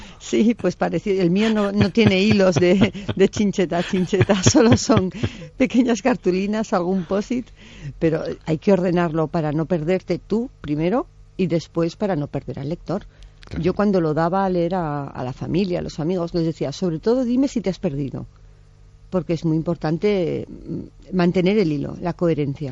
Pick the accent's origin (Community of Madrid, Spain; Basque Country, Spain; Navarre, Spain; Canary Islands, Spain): Navarre, Spain; Pamplona; yo soy de Pamplona